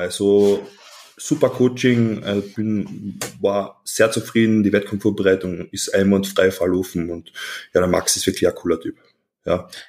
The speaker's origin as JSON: {"language": "German", "town": "Klagenfurt", "region": "Carinthia", "country": "Austria", "said": "Ich komme aus Klagenfurt. Das ist südlich von Österreich, also ganz im Süden, wirklich sehr nah zur Grenze Italien"}